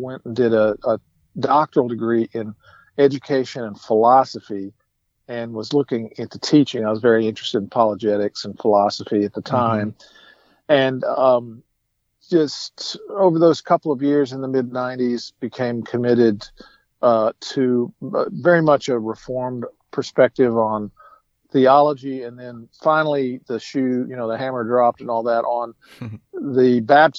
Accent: the South, United States; moved away; I'm from the South

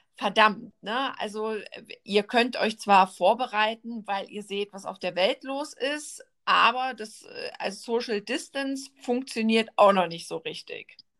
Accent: Germany; bei uns in Deutschland

